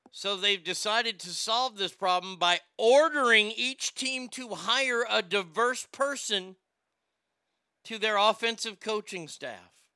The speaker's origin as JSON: {"language": "English", "country": "United States", "said": "I'm an American"}